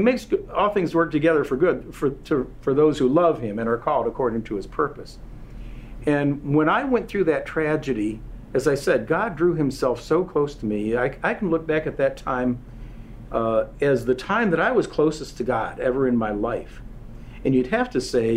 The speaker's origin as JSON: {"language": "English", "town": "Marshall", "region": "Michigan", "country": "United States", "tie": "born or raised there", "said": "my hometown in Marshall, Michigan"}